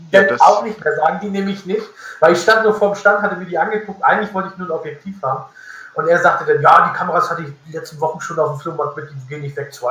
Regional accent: Northern Germany, Germany; weil da bin ich als, als Norddeutscher also wirklich weit ab vom Schuss.

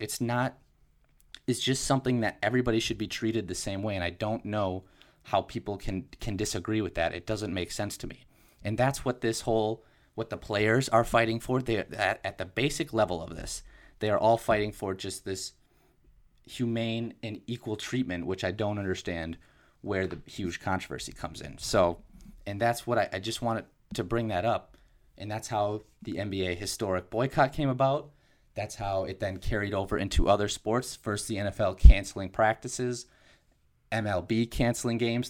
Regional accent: Wisconsin, United States; my home state of Wisconsin

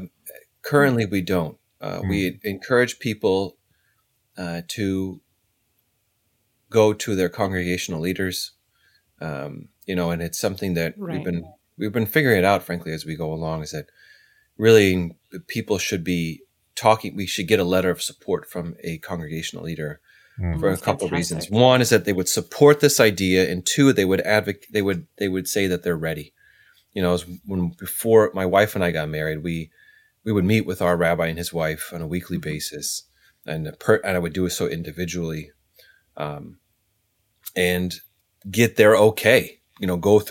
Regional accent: California, United States; You know, I'm originally from California. I moved all over.

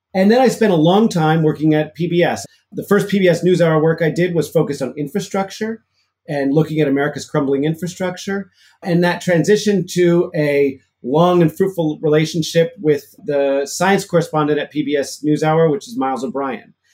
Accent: Chicago, Illinois, United States; now in Massachusetts, United States; I grew up in Chicago in the city

